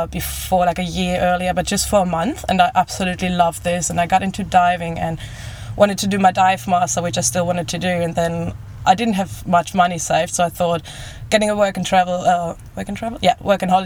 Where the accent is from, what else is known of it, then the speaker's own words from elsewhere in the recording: Germany; moved away as an adult; I'm from Germany